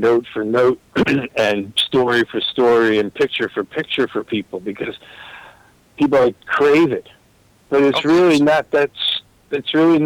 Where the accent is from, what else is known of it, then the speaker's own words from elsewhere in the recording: Newport, Rhode Island, United States; I grew up in Newport, Rhode Island